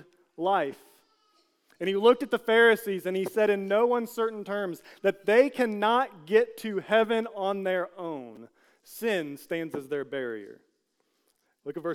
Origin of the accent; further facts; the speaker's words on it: United States; as an American